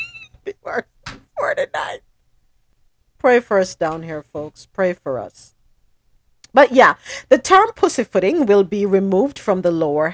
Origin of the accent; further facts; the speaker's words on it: Jamaica; I'm Jamaican.